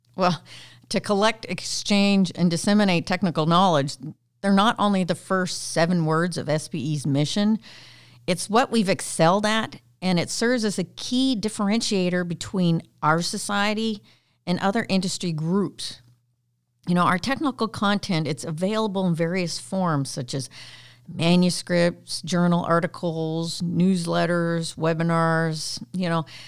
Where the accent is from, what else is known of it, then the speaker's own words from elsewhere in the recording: Canada; I'm Canadian